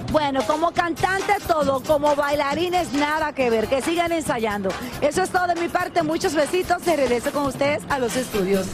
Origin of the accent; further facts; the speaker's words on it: Dominican Republic; como buena dominicana